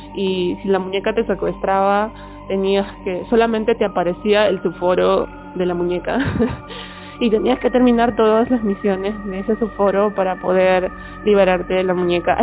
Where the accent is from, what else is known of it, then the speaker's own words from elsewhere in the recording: Peru; mi lugar de procedencia es Perú.